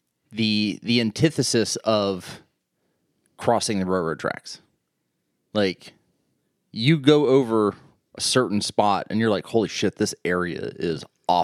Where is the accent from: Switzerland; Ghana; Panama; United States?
United States; East Liverpool, Ohio; in East Liverpool, and that's Gilson Avenue. So I grew up on Gilson Avenue. It's an old Cape Cod